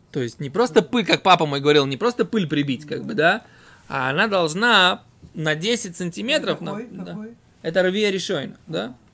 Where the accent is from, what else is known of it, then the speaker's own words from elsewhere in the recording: Voronezh, Voronezh Oblast, Russia; Я из Воронежа просто.